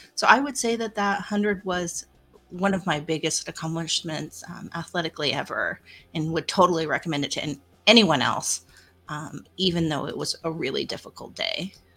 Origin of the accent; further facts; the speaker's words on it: Pratt, Kansas, United States; my hometown of Pratt, Kansas